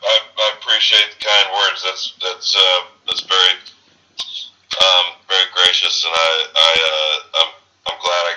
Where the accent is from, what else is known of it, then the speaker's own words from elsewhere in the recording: Texas, United States; accent: Southern; moved away; I'm from Texas originally